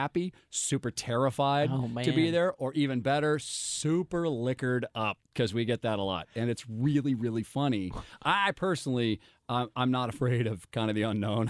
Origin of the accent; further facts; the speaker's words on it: St. Louis, Missouri, United States; now in Los Angeles, United States; it's my hometown.